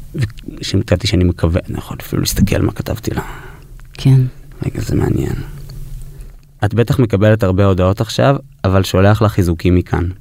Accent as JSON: {"language": "Hebrew", "region": "New York", "country": "United States", "tie": "born or raised there", "moved": "yes"}